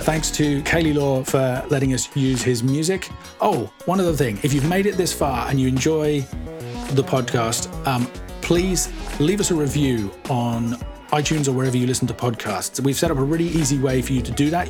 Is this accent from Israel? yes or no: no; Suffolk, East of England, United Kingdom; I grew up in Suffolk